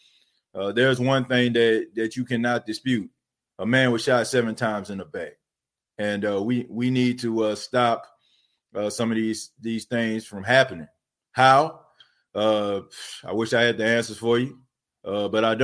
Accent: New Orleans, Louisiana, United States; moved away as an adult; I grew up in a night ward in New Orleans. You know, I lived there for 19 years of my life until Hurricane Katrina hit in 2005

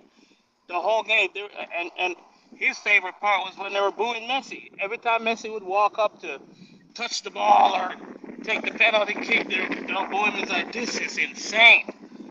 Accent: Jamaica; I'm from Jamaica.

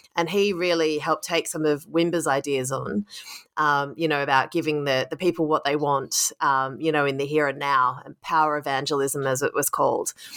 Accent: Sydney, New South Wales, Australia; now in United States / London, United Kingdom; my hometown of Sydney

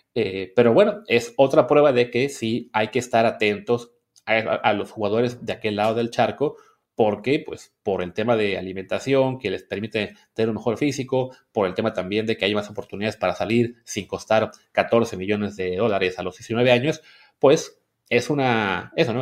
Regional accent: Mexico; moved away; que somos mexicanos de nacimiento, nos fuimos a vivir a otra parte

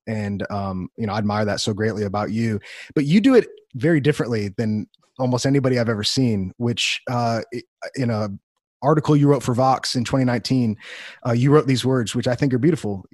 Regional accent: Wheaton, Illinois, United States; moved away; I grew up in Wheaton, Illinois

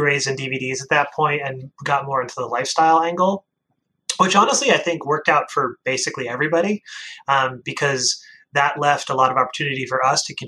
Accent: Maine, United States; I grew up in Maine

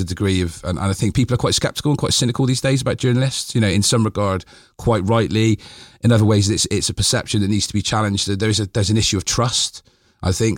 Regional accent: Bristol, South West England, United Kingdom; I was born in Eastfield, so I grew up

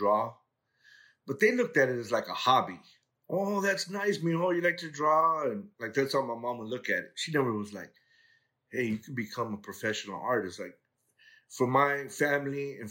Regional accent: Los Angeles, California, United States; I grew up in the harbor area of L.A. I went to school in Torrance and graduated from San Pedro High School

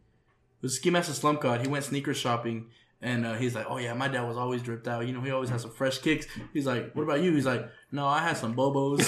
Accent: Phoenix, Arizona, United States; first language Spanish; English is a second language; we lived over there by in Union Hills, right, North Phoenix

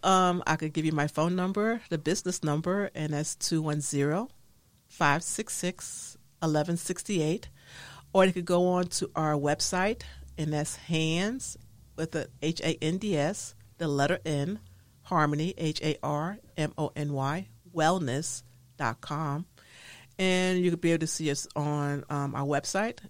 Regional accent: New York City, New York, United States; growing up in the Harlem in New York City

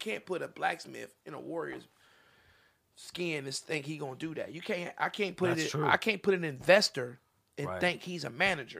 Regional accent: Topeka, Kansas, United States; now in California, United States; All the way in California. I'm from Topeka, Kansas.

